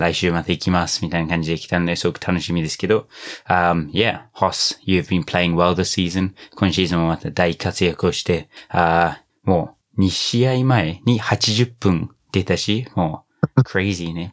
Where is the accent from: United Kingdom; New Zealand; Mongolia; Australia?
New Zealand; now in Japan; 僕の母国ニュージーランド